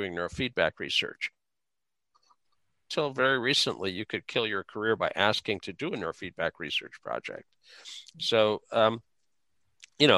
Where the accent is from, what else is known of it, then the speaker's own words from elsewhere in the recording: Fargo, North Dakota, United States; I grew up in Fargo